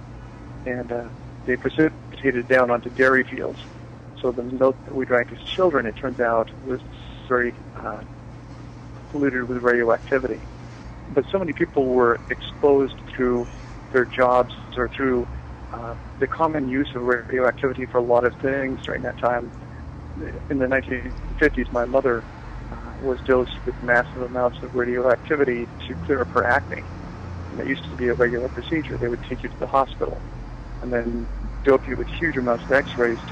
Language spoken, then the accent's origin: English; eastern Washington State, United States; In eastern Washington State. It's pretty desolate. And I grew up near the area where the Manhattan Project was